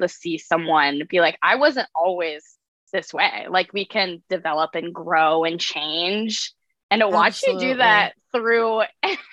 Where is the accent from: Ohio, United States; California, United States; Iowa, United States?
Iowa, United States; now in New York, United States; I'm from Iowa in a family of, I have five siblings